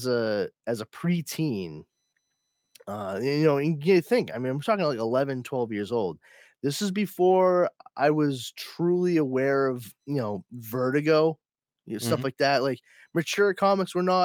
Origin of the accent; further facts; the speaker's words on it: Boston, Massachusetts, United States; I'm an Irish Catholic kid from Boston